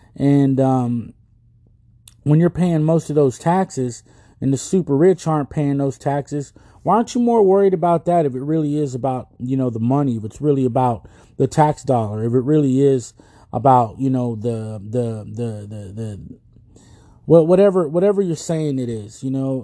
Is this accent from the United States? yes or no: yes; United States; We're already Americans. We're Americans already. If we were born here, we're American.